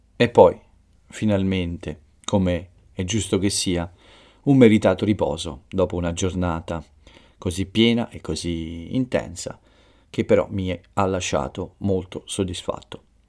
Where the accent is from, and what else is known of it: Italy